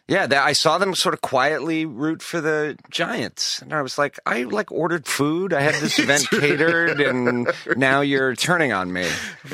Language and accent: English; Canada; also born or lived in Williamstown, Massachusetts; now in Los Angeles, United States; I grew up in Canada